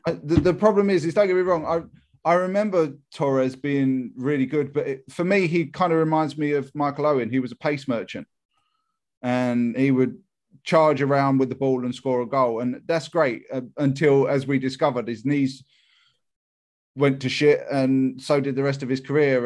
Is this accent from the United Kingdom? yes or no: yes; England, United Kingdom; Me being English